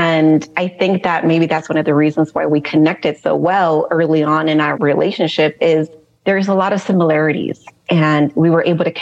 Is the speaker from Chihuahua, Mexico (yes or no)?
no; Tijuana, Baja California, Mexico; first language Spanish; English is a second language; moved away as an adult; also born or lived in Los Angeles, California / San Diego, California; now in Texas, United States; I was born in Los Angeles. And when I turned 4, my mom decided to relocate us to Tijuana, Mexico. And I lived there till I was about 18 years old.